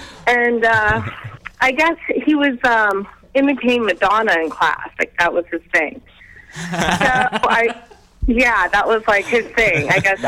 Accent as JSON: {"language": "English", "area": "Bay Area", "region": "California", "country": "United States", "also_born_or_lived": "Oakland", "moved": "yes", "lives_now": "Portland, United States", "said": "Originally from the Bay Area."}